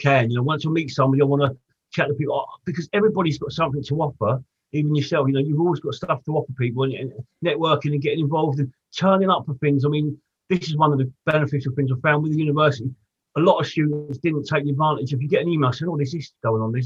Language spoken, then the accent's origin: English; Portsmouth, South East England, United Kingdom; I grew up in Portsmouth.